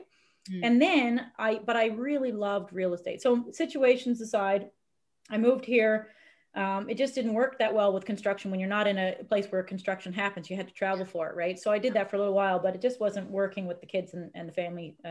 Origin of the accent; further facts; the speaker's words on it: Newfoundland and Labrador, Canada; moved away as an adult; also born or lived in Brooks, Alberta / Edmonton, Alberta; I was from the small town in Newfoundland